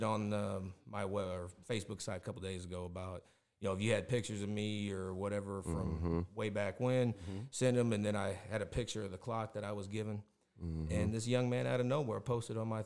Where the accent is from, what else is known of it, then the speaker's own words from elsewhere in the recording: Sparta, Illinois, United States; I grew up in Sparta, Illinois, which is about 45 minutes south of here